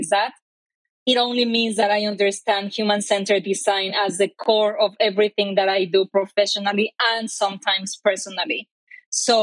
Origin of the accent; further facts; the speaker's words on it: Mexico; English is a second language; moved away as an adult; now in Bay Area, United States; I am Mexican. My accent probably already told you so.